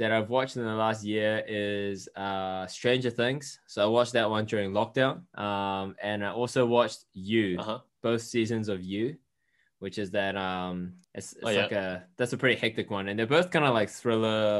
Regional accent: New Zealand; we're two Kiwi Asians

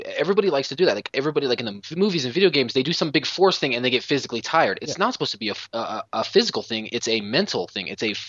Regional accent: Colorado, United States; moved away; also born or lived in Wisconsin; I'm from Colorado. I've also lived in Wisconsin.

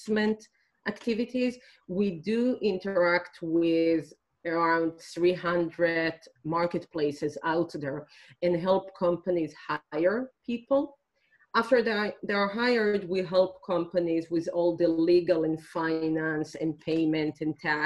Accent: Israel; I'm originally from Israel

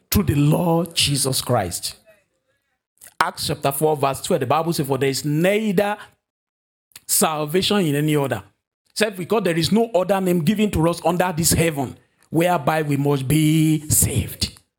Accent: Nigeria; moved away; my home country, Nigeria

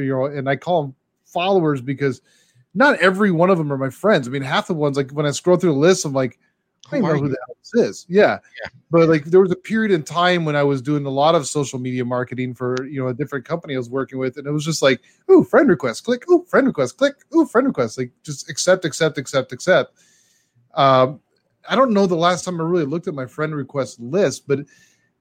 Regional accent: Glendora, California, United States; also born or lived in San Dimas, California; my hometown of Glendora, California, dude. That's where I was born in San Dimas, but it's where I grew up, was in Glendora

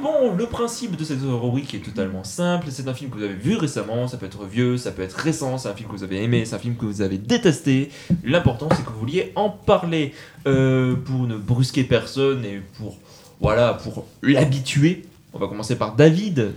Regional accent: Montauban, Occitania, France; now in Toulouse, France; Je suis Montalbanais mais je suis né à Montauban mais c'est bon maintenant je suis toulousain

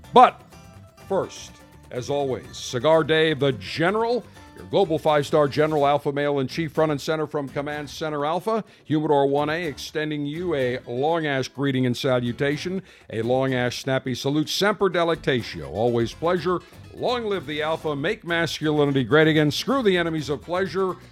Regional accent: Buffalo, New York, United States; now in Florida, United States; I grew up in Western New York

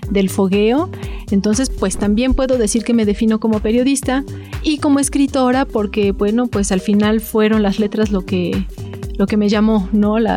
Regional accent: Puebla, Mexico; born there; Bueno, yo nací en Puebla, me defino muy, muy poblana.

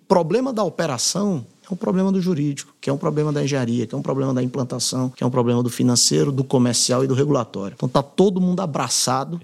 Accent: Fortaleza, Ceará, Brazil; moved away as an adult; also born or lived in United States; now in São Paulo, Brazil; venho do Ceará, de Fortaleza

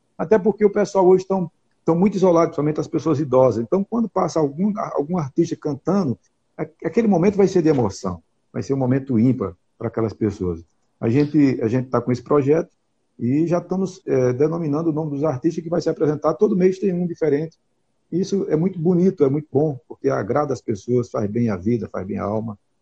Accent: Santa Cruz da Baixa Verde, Pernambuco, Brazil; da minha terra, da capital mundial da rapadura, Santa Cruz da Baixa Verde

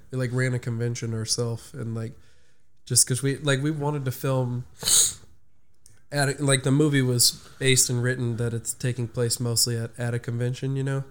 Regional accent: Orange, United States; I grew up in Orange right around the corner

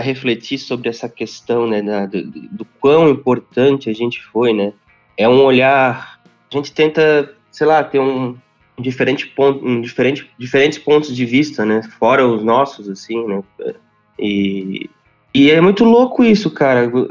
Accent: Sapucaia do Sul, Rio Grande do Sul, Brazil; now in Canoas, Brazil; Eu sou de Sapucaia do Sul

